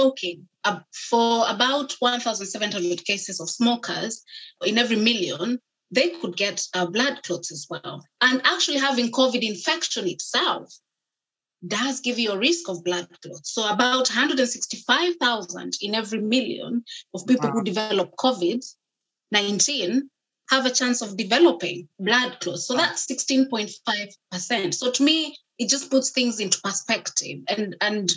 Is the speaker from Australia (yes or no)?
no; Kenya; moved away; I grew up in Kenya